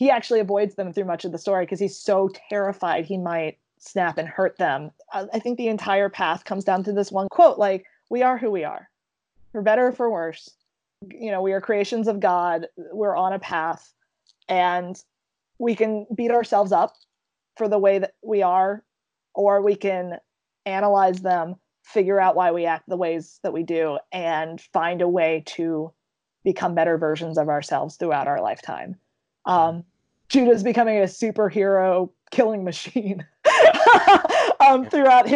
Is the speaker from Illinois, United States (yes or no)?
no; Baltimore, Maryland, United States; I'm from Baltimore